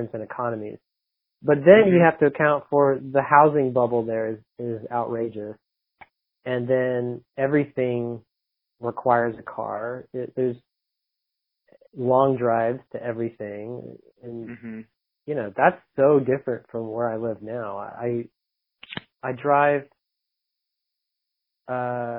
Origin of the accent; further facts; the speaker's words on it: Dallas, Texas, United States; moved away; growing up in Dallas